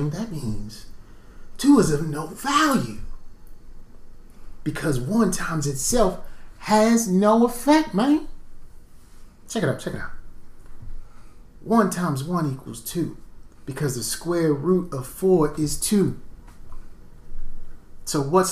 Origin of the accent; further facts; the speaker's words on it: Baltimore, Maryland, United States; I'm from Baltimore